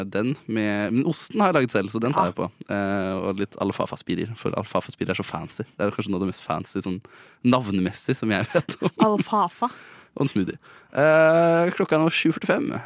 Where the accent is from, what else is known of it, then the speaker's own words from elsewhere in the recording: Østfold, Norway; Jeg er fra Østfold.